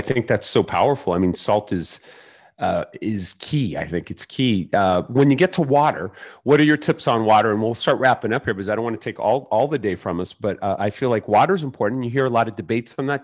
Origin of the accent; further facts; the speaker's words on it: Mexico City, Mexico; moved away; born in Mexico City